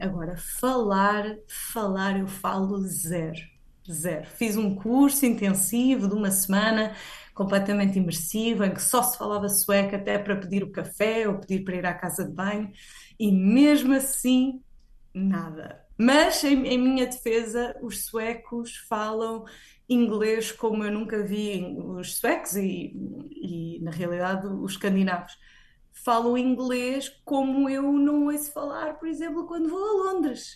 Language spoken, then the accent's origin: Portuguese; Portugal; moved away as an adult; now in Sweden